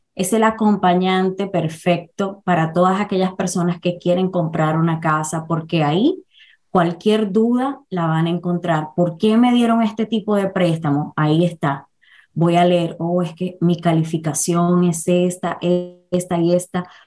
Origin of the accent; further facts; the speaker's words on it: Dominican Republic; moved away as an adult; now in New York, United States; nací en la República Dominicana, emigré a los Estados Unidos a mis 32 años